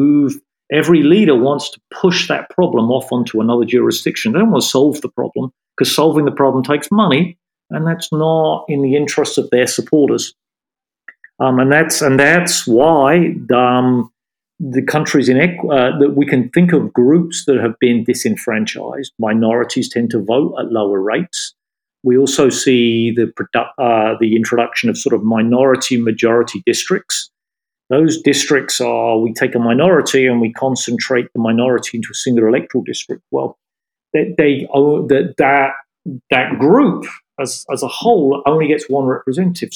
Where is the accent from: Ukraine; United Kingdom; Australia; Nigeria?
United Kingdom; moved away as an adult; now in New York, United States; I'm still a British citizen